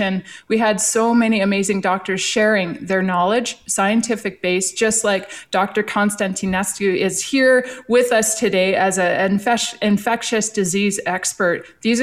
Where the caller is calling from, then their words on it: Canmore, Alberta, Canada; I'm coming live from Canmore, Alberta. Anybody in Alberta knows how beautiful Canmore is.